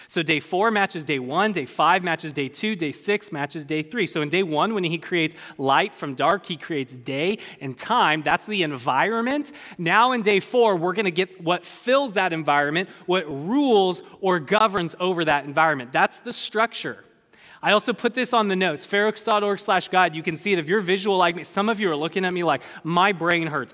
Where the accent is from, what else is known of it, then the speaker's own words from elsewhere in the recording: California, United States; I'm a Californian.